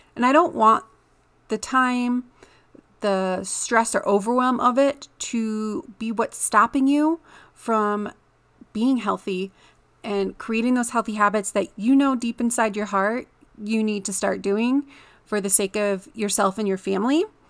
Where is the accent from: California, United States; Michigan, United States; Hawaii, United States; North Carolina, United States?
Michigan, United States; moved away as an adult; now in Colorado, United States; in the Midwest where I grew up in Michigan